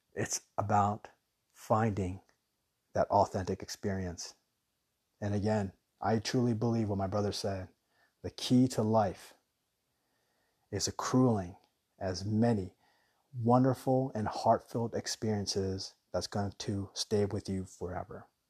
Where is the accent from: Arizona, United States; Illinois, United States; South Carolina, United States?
Arizona, United States; Tucson; moved away; also born or lived in Guam / Hawaii; when we were young, we grew up in Tucson